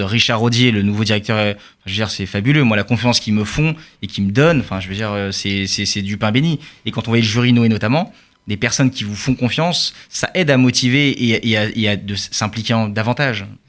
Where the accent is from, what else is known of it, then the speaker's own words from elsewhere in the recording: France; also born or lived in Charenton; en tant que juif français